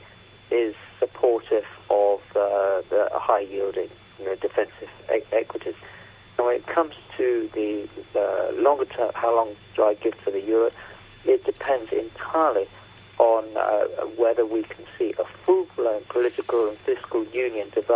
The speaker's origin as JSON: {"language": "English", "country": "United Kingdom", "said": "I'm British"}